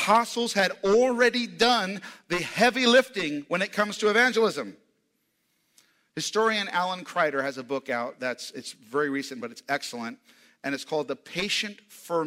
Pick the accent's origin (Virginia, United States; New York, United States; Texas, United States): New York, United States; New York City; now in Tulsa, United States; I come from New York, New York City, Times Square